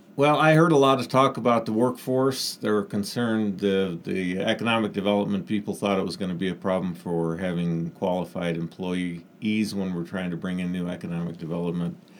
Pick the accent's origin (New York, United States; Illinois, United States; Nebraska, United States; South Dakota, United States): South Dakota, United States; moved away as an adult; now in Klamath Falls, United States; I grew up in South Dakota.